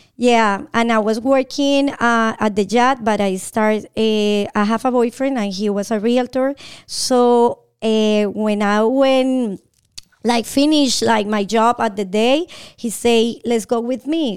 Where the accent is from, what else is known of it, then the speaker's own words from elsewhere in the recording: Bogotá, Colombia; English is a second language; moved away as an adult; now in Atlanta, United States; I'm from Bogotá, Colombia